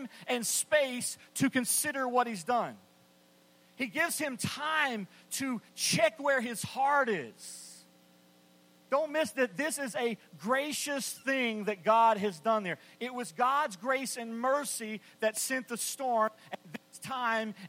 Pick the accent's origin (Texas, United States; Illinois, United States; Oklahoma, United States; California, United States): Texas, United States; West; I grew up in West Texas in the 70s